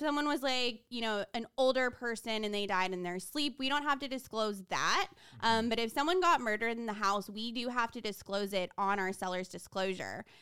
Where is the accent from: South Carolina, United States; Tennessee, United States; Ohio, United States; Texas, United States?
Texas, United States; Houston; from Houston, Texas